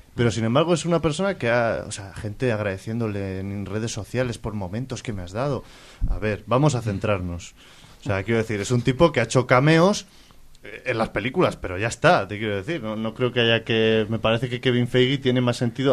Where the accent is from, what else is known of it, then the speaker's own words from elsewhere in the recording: Palencia, Castile and León, Spain; todos los que somos de Palencia